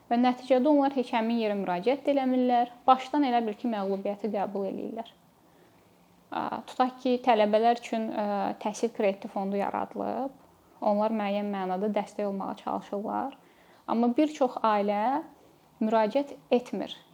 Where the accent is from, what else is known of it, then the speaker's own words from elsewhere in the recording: Azerbaijan; Biz ola bilər ki, hamımız Azərbaycanlıyıq, amma dediyim kimi böyüdüyümüz mühitlər bir-birindən fərqlənir.